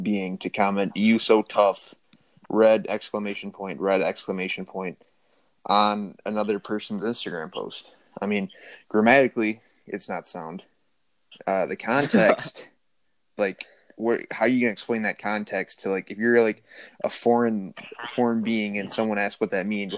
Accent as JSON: {"language": "English", "town": "Howell", "country": "United States", "tie": "born or raised there", "said": "growing up in Howell"}